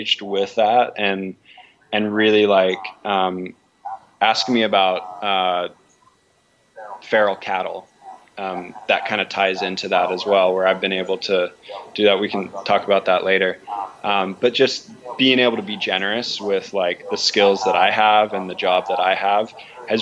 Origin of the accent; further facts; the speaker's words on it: Hawaii, United States; also born or lived in Big Island, Hawaii; growing up in Hawaii